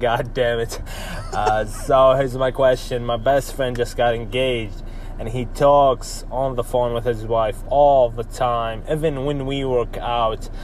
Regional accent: Saudi Arabia; I'm from Saudi Arabia. We're Muslims and we're very religious

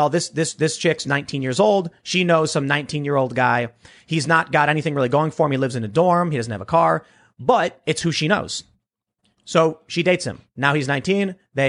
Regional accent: Chicago, Illinois, United States; So I knew people back where I grew up on the South Side of Chicago who found a way to go from being a high school dropout to making six figures

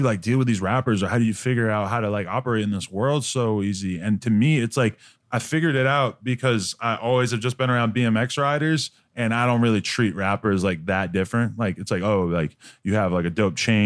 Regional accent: Nashua, New Hampshire, United States; moved away; I grew up in Nashua, New Hampshire, which is like about 40 minutes outside of Boston.

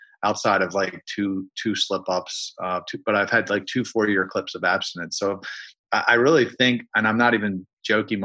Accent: Baltimore, Maryland, United States; I'm from Baltimore, Maryland

